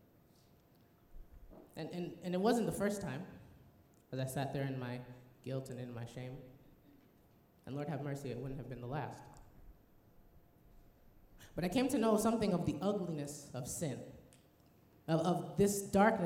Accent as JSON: {"language": "English", "region": "Illinois", "country": "United States", "tie": "born or raised there", "also_born_or_lived": "New Jersey / Tennessee", "moved": "as an adult", "lives_now": "Loma Linda, United States", "said": "I grew up in Illinois"}